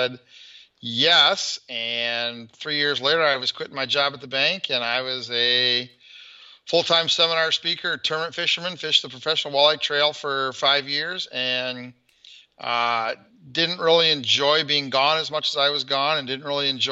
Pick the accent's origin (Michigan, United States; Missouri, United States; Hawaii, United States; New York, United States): Michigan, United States; Flint; I'm from the Flint, Michigan area